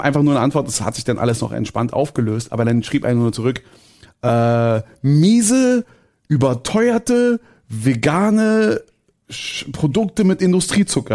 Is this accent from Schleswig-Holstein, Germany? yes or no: no; Berlin, Germany; als Berliner